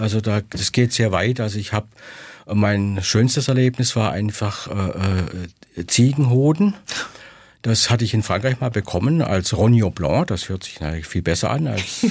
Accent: Swabia, Germany; ich als Schwabe

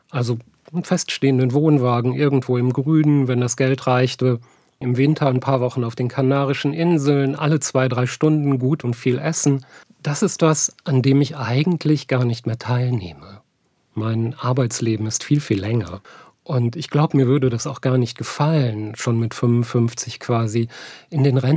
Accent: North Rhine-Westphalia, Germany; Ich bin ja eigentlich aus dem Ruhrgebiet und in der Zeit der Deindustrialisierung aufgewachsen.

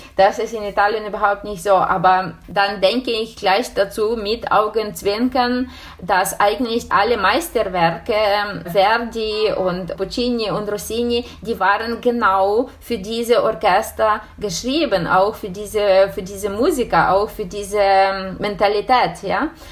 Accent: Ukraine; German is a second language; moved away as an adult; also born or lived in Bologna, Italy; unsere Ukraine, meine Heimat

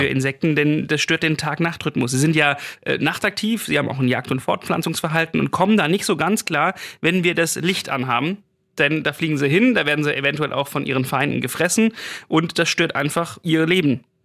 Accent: Swabia, Baden-Württemberg, Germany; moved away; bei mir zu Hause mal, also wo ich herkomme, denke auf dem Land, auf dem Schwäbischen

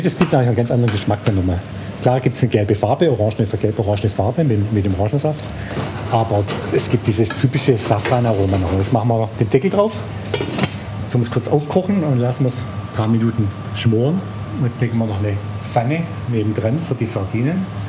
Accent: Stuttgart, Baden-Württemberg, Germany; also born or lived in Korb; ich bin eigentlich eher Schwabe wie Grieche. Also ich bin ja in Stuttgart geboren

